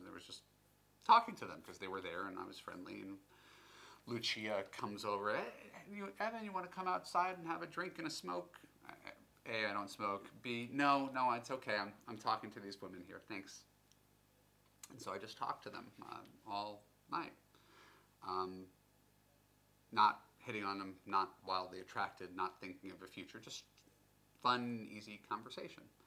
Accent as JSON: {"language": "English", "country": "United States", "said": "being American"}